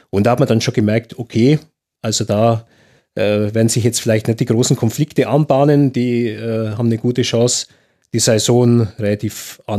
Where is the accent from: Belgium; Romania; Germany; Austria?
Germany; Augsburg, Bavaria; born there; Also ich, ich stehe dann, dann für beide Seiten als, als Augsburger, der, als gebürtiger Augsburger, der in, in, in München arbeitet.